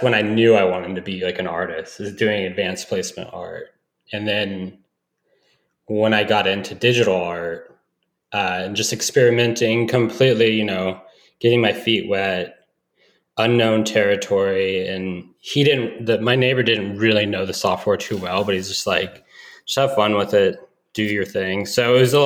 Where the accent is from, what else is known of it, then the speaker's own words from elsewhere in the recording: Emerald Triangle, Northern California, United States; originally from Northern California, I'm kind of grew up in the Emerald Triangle area